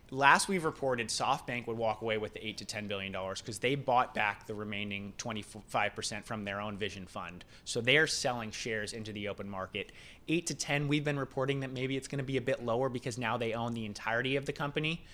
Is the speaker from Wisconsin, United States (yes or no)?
no; West Coast, east of LA, California, United States; moved away; coming from the West Coast